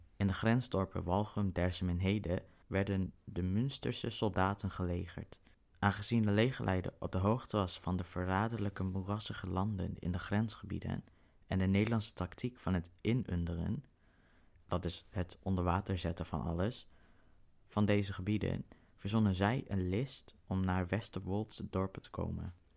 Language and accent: Dutch; Groningen, Netherlands; Als Groninger